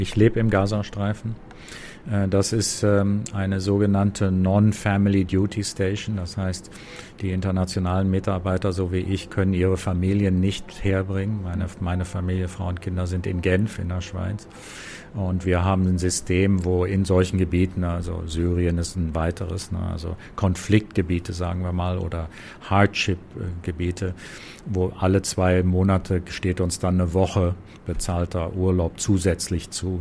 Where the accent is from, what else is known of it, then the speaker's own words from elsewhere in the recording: Germany; moved away as an adult; also born or lived in Lebanon / New York; now in Gaza Strip; bin Deutscher